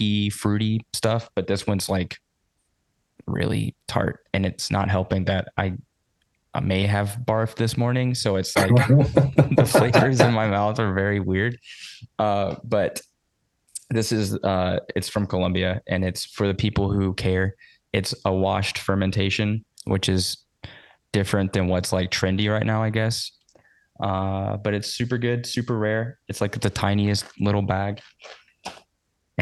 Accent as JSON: {"language": "English", "town": "Savannah", "region": "Georgia", "country": "United States", "said": "I'm from Savannah"}